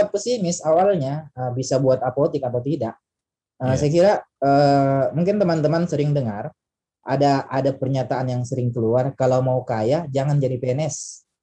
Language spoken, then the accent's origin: Indonesian; Kolaka, Southeast Sulawesi, Indonesia; dipanggil pulang ke kampung, ya Kolaka, ya, kampung saya Kolaka.